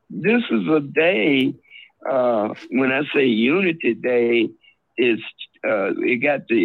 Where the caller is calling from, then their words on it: Chicago, Illinois, United States; This is Minister … from Chicago.